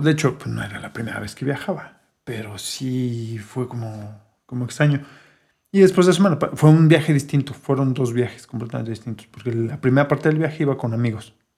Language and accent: Spanish; Mexico City, Mexico; Siendo chilangos